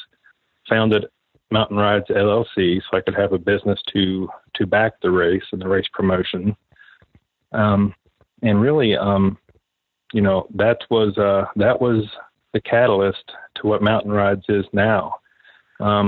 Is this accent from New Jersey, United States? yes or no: no; Monongah, West Virginia, United States; moved away as an adult; also born or lived in Richmond, Virginia / Washington, D.C.; I grew up in West Virginia, grew up here in Monongah.